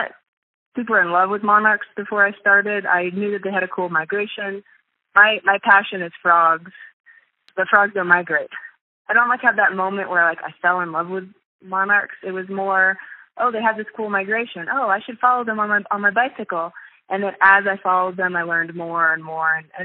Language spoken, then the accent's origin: English; Kansas City, United States; moved away as an adult; also born or lived in California; I grew up in the suburbs of Kansas City